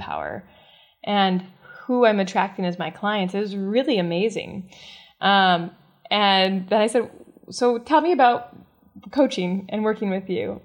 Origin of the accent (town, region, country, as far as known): the Midwest of the United States, United States; born or raised there